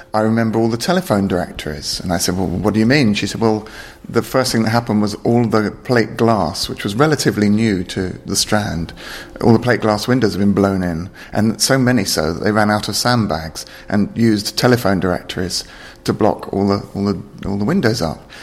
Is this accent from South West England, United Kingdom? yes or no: no; London, United Kingdom; I was born in London